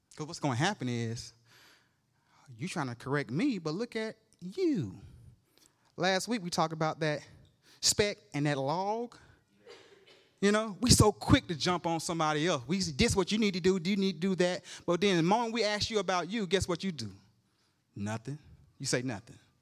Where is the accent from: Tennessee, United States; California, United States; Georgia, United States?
Georgia, United States; I'm from Georgia